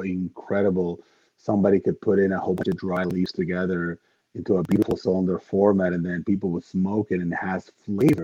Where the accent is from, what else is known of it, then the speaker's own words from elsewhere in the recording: Dominican Republic; moved away; I am from the Dominican Republic originally, so we are cigar country